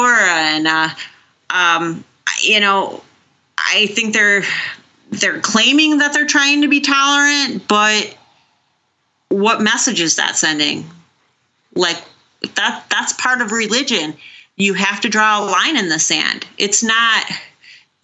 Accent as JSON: {"language": "English", "town": "Chicago", "region": "Illinois", "country": "United States", "moved": "yes", "said": "I'm originally from Chicago"}